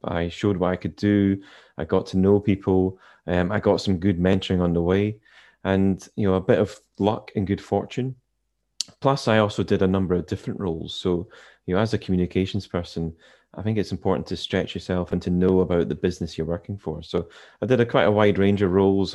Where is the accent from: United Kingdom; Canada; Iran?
United Kingdom; Inverness, Scotland; now in Edinburgh, United Kingdom; I was born in Inverness, which for those who are familiar with Scotland's up in the Highlands